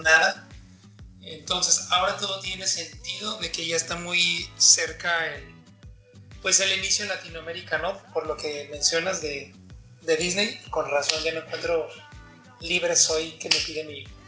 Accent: Mexico City, Mexico; moved away as an adult; now in Mexicali, Mexico; soy chilango de nacimiento, pero cachanilla por adopción

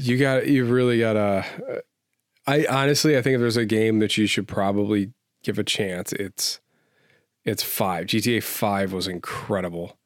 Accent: United States; I love being an American.

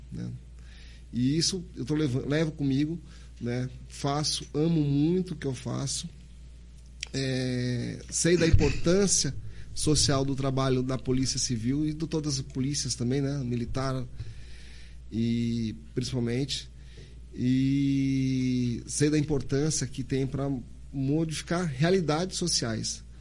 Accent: Santos, São Paulo, Brazil; moved away as an adult; now in Sergipe, Brazil; Sou natural de Santos, São Paulo, né? Meus pais são paraenses

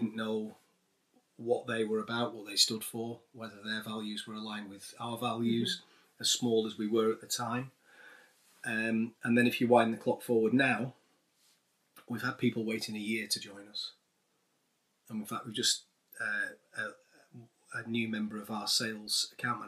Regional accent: Manchester, North West England, United Kingdom; I grew up in North Manchester.

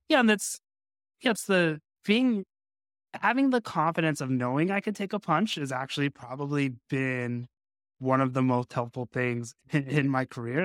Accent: Las Vegas, Nevada, United States; I grew up in Las Vegas, uh, which is, you know, the fight capital of the world

